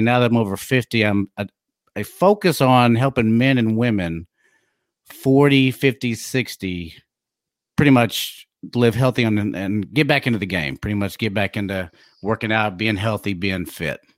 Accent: DeSoto, Texas, United States; also born or lived in Plano, Texas; I was born and raised in DeSoto, graduated from Plano

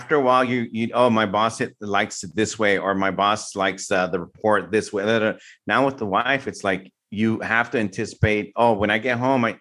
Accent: San Francisco, California, United States; I grew up in the Mission District, San Francisco

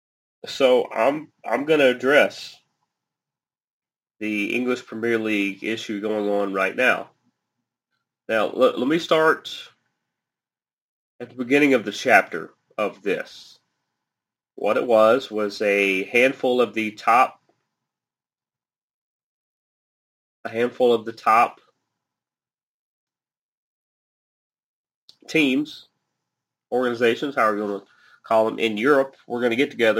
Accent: United States

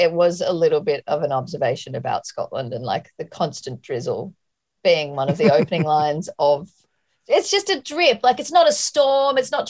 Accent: Australia; I wanted to get out of Australia because I felt like all I was

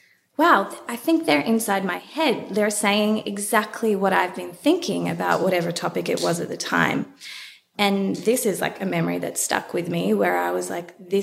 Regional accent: Melbourne, Victoria, Australia; I grew up in Melbourne, went to a semi-private girls' school

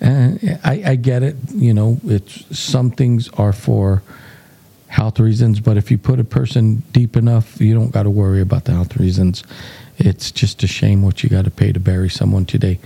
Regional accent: New Mexico, United States; we're from New Mexico

